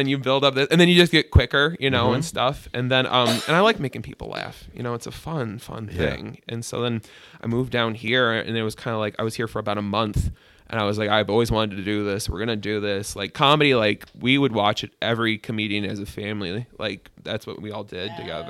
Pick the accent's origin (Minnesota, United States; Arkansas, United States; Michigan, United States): Michigan, United States; Upper Peninsula of; moved away as an adult; now in Detroit, United States; So I moved down here for a big boy job. I'm originally from the Upper Peninsula of Michigan